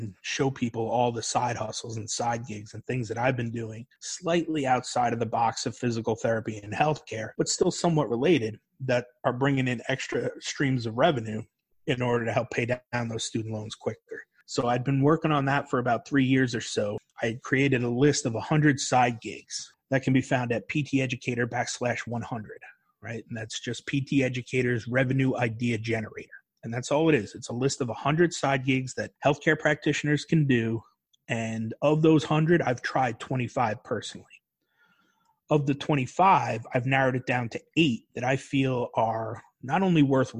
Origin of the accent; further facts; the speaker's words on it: New York, United States; moved away as an adult; also born or lived in North Carolina; I was from New York and it was cold up there, man